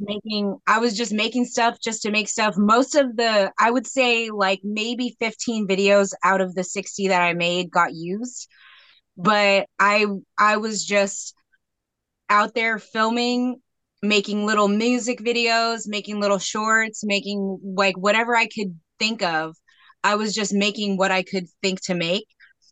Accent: Federal Way, Washington, United States; also born or lived in Metlakatla, Alaska; Well, I'm actually from a small fishing village in Alaska called Metlakatla. Okay. And that's where I spent the first part of my childhood and then the rest of my summers until I was 18. But I grew up in the Federal Way area

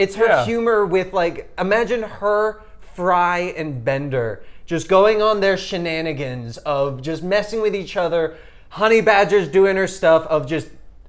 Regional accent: Canada; I'm Canadian.

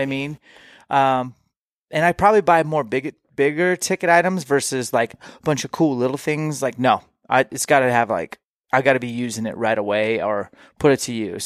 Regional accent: Washington, United States; I am from Washington

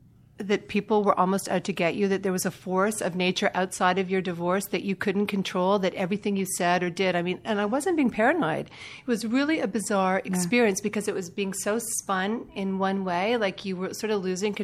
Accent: Canada; I'm Canadian.

